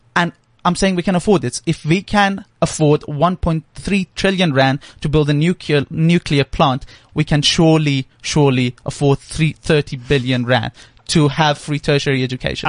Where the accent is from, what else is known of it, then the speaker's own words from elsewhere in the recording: Iran; now in South Africa; I'm actually originally from Iran